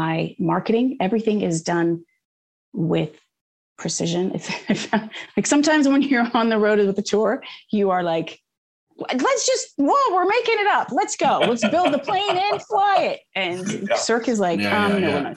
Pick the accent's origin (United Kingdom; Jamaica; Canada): Canada; moved away as an adult; now in United States; growing up in Canada